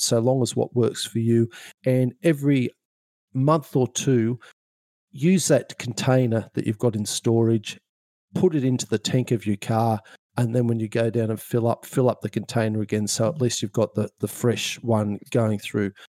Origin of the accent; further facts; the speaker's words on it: Sydney, New South Wales, Australia; I grew up in Sydney, um, and we were over on over in a suburb not too far away from Manly